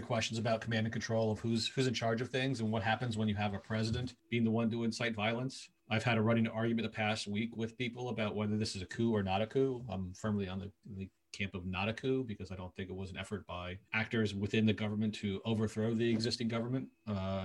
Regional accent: United States; also born or lived in Washington, D.C.; now in Canada; I'm an American who spent a fair amount of time in D.C.

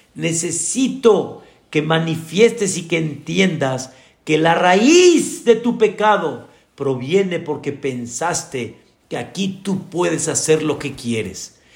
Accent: Mexico; como decimos acá en México

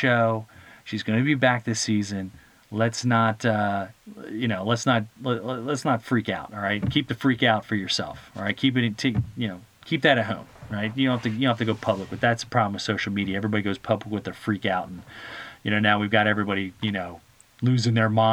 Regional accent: United States; we're all Americans together

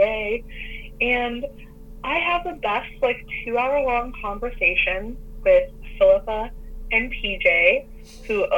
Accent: United States; I'm an American

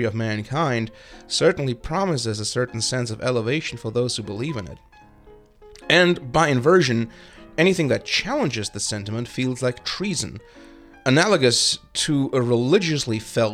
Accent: Germany; moved away as an adult; now in United States; a German who has grown up with a healthy suspicion of anything nationalistic

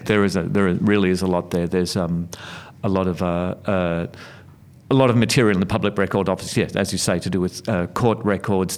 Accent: Melbourne, Victoria, Australia; I grew up in Sunshine in uh, Melbourne's western suburbs

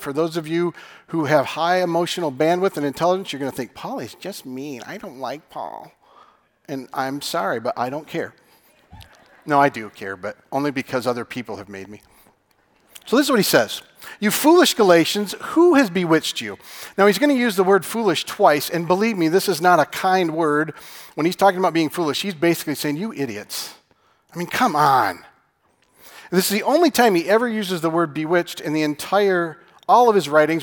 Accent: Michigan, United States; I'm from Michigan.

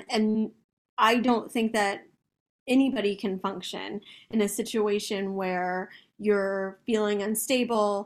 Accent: Austin, Texas, United States; I grew up in South Austin, like I said, I went to St. Elmo Elementary

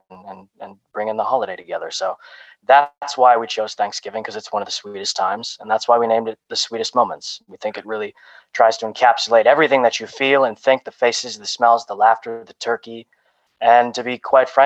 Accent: Toronto, Ontario, Canada; also born or lived in Romania; I was adopted from Romania, and I came to Canada at 6 weeks old

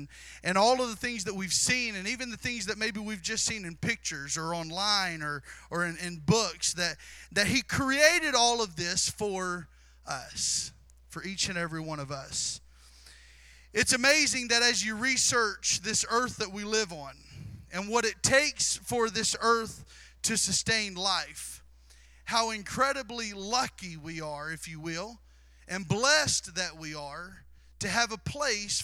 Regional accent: Southeast Missouri, United States; I was born and raised in Southeast Missouri

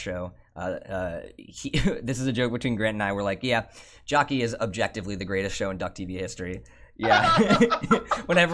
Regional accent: Ohio, United States; moved away as an adult; now in Oregon, United States; I feel like I don't fit really well in Ohio

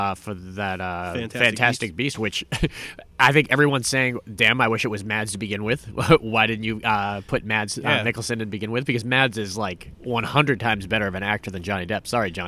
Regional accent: Massachusetts, United States; we're from Massachusetts

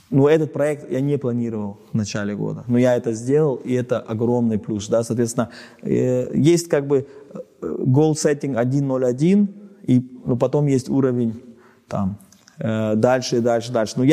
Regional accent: Germany; Потому что я немец, да.

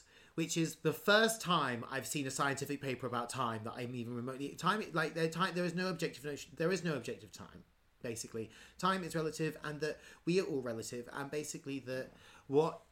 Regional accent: England, United Kingdom; I grew up. I think actually the technical term for what I grew up in is actually a hamlet. but we called it a village.

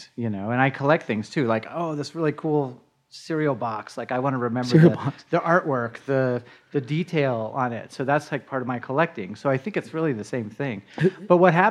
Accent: Denver, Colorado, United States; I'm a Denver native. I was born right on Colorado Boulevard. And grew up in Denver. I've never moved out of state

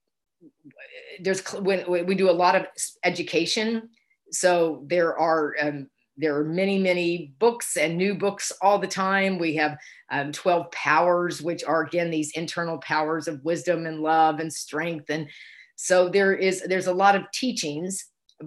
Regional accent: Houston, Texas, United States; I grew up in Houston, Texas

